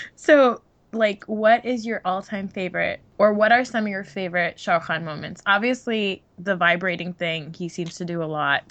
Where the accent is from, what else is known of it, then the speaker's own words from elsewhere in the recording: New Jersey, United States; growing up in New Jersey